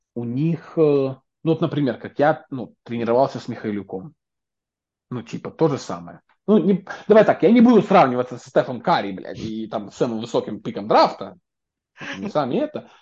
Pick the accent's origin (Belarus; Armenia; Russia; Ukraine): Belarus; now in United States; тут сижу я, человек, который из Беларуси